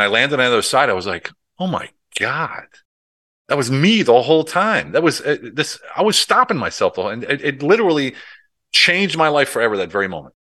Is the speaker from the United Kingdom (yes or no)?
no; United States; moved away as an adult; also born or lived in Europe; I did it all in Europe as an American